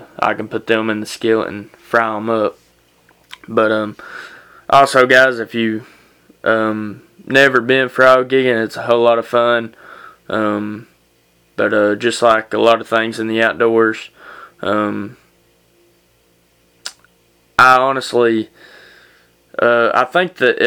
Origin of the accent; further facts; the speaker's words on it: United States